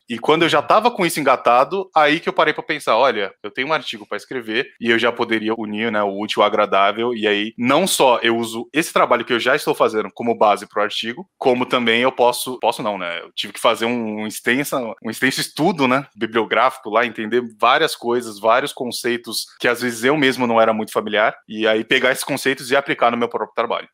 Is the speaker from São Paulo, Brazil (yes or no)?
yes; São Paulo, Brazil; also born or lived in South of Minas Gerais; Eu sou nativo de São Paulo, então nascido aqui no Brasil mesmo